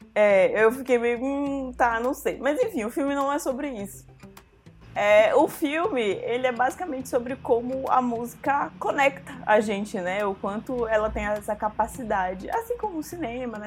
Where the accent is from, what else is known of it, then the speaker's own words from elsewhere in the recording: Santarém, Pará, Brazil; now in Belém, Brazil; eu cresci em Santarém